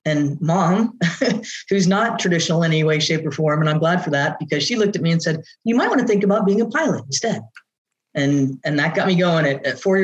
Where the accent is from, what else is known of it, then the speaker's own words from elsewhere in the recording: Southern California, United States; I grew up in Southern California.